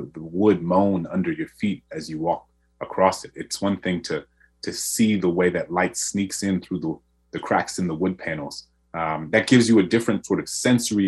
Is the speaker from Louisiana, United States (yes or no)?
yes; New Orleans, Louisiana, United States; my hometown in New Orleans